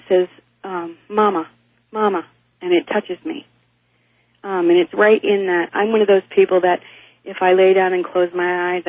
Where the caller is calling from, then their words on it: Eagle River, Alaska, United States; I'm from Eagle River, Alaska.